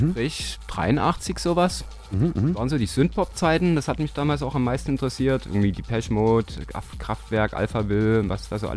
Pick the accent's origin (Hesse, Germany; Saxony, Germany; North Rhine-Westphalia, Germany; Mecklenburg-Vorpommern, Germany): Saxony, Germany; Dresden; Ich bin Dresdner, ja. Holgewitzer.